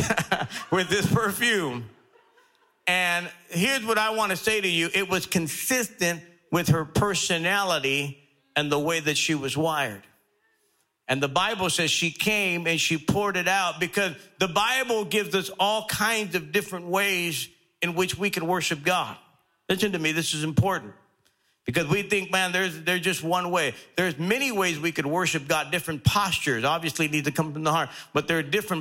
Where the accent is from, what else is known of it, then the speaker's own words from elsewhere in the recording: Los Angeles, California, United States; I grew up in South LA, in the bad part of South